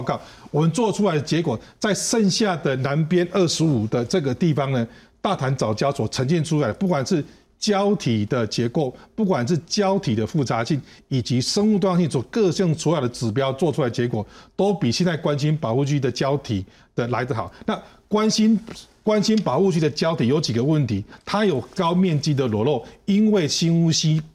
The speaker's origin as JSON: {"language": "Chinese", "region": "Taichung", "country": "Taiwan", "moved": "yes", "said": "我本身来自台中是。那我的家人，我的父母八十几岁了，然后我的，我的兄弟姐妹都是住在台中"}